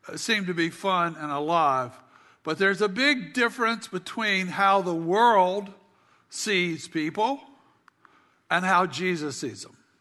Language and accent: English; South Carolina, United States; we had a small farm growing up in South Carolina